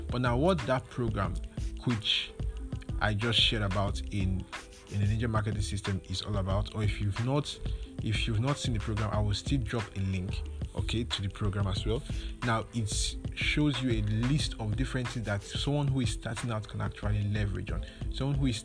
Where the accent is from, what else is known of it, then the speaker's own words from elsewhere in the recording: Nigeria; when it comes to being a Nigerian, most of the most times you have challenges with it.